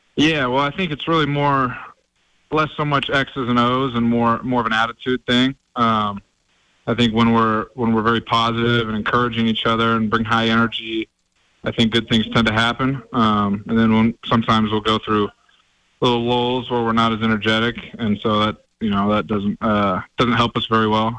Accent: Oregon, United States; born or raised there; now in Montana, United States

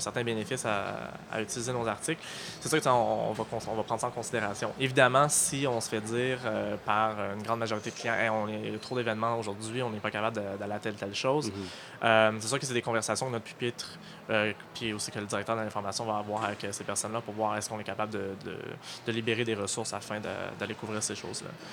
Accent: Halifax, Nova Scotia, Canada; moved away as an adult; now in Montreal, Canada; je suis originaire d'Halifax, en Nouvelle-Écosse, où j'ai fait mes études en journalisme

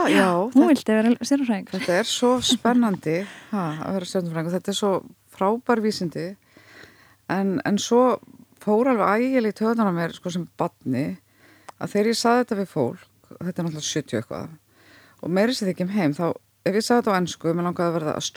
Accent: Hafnarfjörður, Capital Region, Iceland; also born or lived in United States; Ég ólst upp við það í Hafnarferði, Bandaríkjónum og Saltendensi

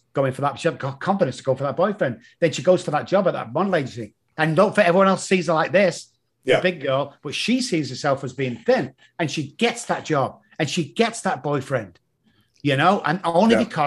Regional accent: Manchester, North West England, United Kingdom; moved away; I'm the guy from Moss Side in Manchester.

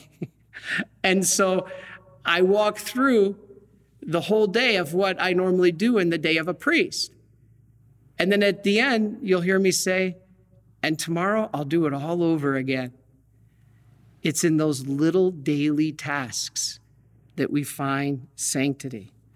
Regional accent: Detroit, Michigan, United States; I'm from Detroit.

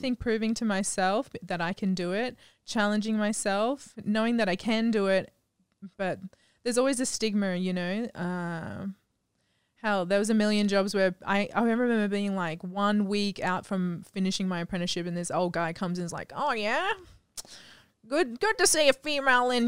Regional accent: Gladstone, Queensland, Australia; moved away as an adult; also born or lived in Cairns, Australia / United States; now in Phuket, Thailand; I originated in Gladstone, Central Queensland.

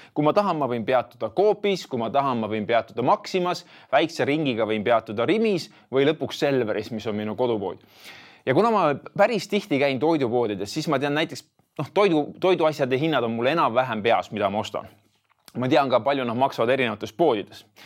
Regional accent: Tartu, Tartu County, Estonia; ma olen äh, põline tartlane, kui nii võib öelda ja olen, olen elanud selles linnas siis Tartus äh, nelikümmend kolm aastat

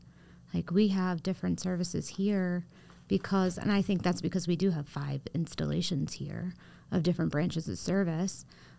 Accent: New York, United States; Upstate New York.

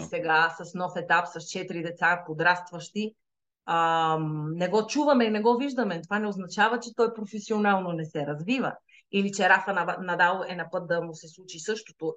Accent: Sliven, Sliven Province, Bulgaria; moved away as an adult; now in Madrid, Spain; Аз всъщност съм родена в Сливен. Нали, с корените в Стралжа, обаче съм израснала и съм учила в Сливен

